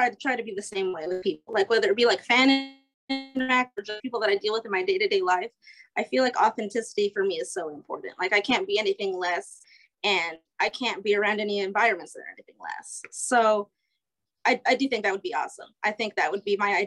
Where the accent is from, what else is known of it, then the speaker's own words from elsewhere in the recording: New Mexico, United States; moved away as an adult; now in Iowa, United States; I grew up in New Mexico.